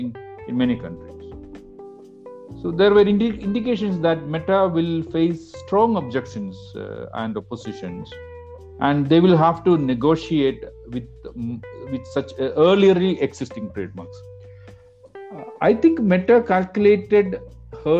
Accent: Kerala, India; moved away as an adult; now in Chennai, India; a university in my home state Kerala

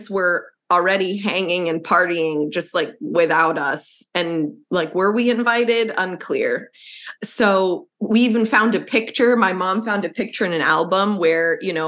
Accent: Lebanon; We are both from Lebanon

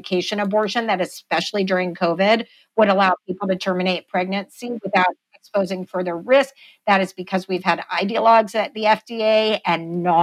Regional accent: Texas, United States; my home state of Texas

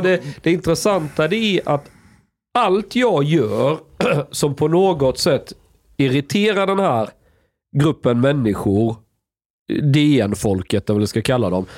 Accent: Skåne, Sweden; jag är skåning

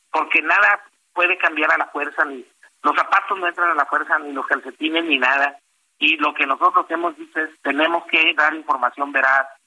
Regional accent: Mexico; que uno de los diques más duros que están encarando como, como consumidores y como, como ciudadanos, como mexicanos, es precisamente que los alimentos están eh, muy encarecidos

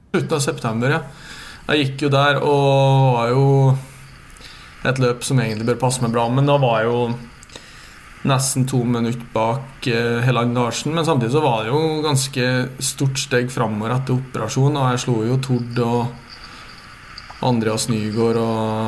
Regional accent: near the Swedish border, Trøndelag, Norway; also born or lived in Meråker; i Trøndelag, der jeg kommer fra. Så det, det er jo der jeg er oppvokst

